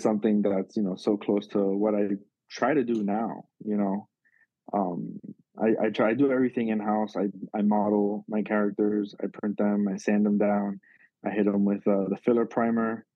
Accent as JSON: {"language": "English", "town": "Miami", "region": "Florida", "country": "United States", "tie": "born or raised there", "said": "I grew up in South Florida and Miami."}